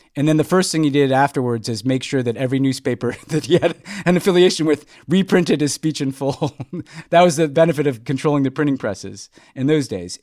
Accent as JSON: {"language": "English", "town": "New York City", "region": "New York", "country": "United States", "tie": "born or raised there", "also_born_or_lived": "Houston, Texas", "moved": "as an adult", "lives_now": "Los Angeles, United States", "said": "after growing up in New York"}